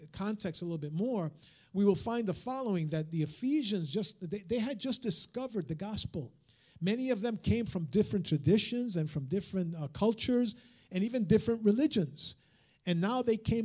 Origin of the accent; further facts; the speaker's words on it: United States; first language Spanish; English is a second language; I'm also an American Hispanic. I'm born and raised and I'm a citizen. I'm a third generation American